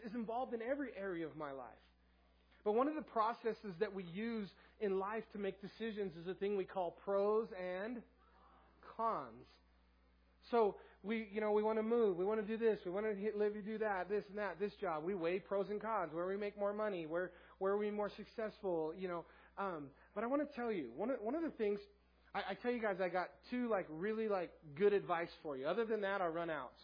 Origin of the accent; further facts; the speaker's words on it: Southern California, United States; moved away as an adult; now in Tooele, United States; I'm from Southern California